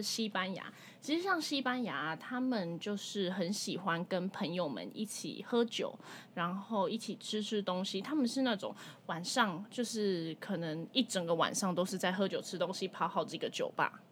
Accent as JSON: {"language": "Chinese", "country": "Taiwan", "tie": "born or raised there", "said": "要不是我们土生土长在台湾"}